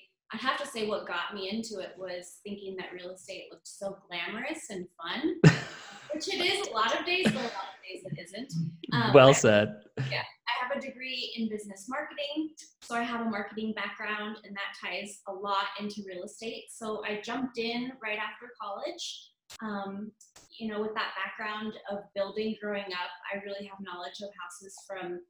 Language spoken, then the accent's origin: English; Montana, United States; moved away as an adult; also born or lived in Denver, Colorado; Born and raised in Montana, I spent a few years selling real estate in Denver